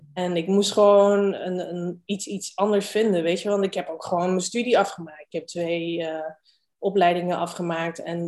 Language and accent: Dutch; Rijswijk, South Holland, Netherlands; also born or lived in Rotterdam / Amsterdam / Hong Kong; geboren in Rotterdam, opgegroeid in Rijswijk